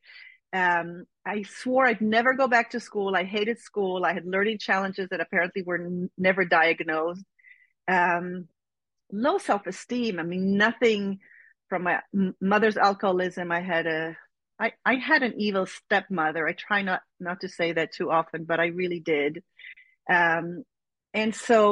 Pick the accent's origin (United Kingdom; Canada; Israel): Israel; moved away as an adult; I'm born and raised in Israel